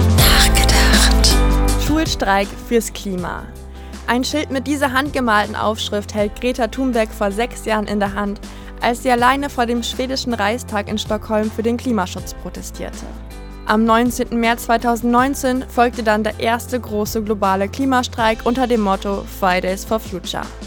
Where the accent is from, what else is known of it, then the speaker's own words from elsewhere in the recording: Germany; bei uns in Deutschland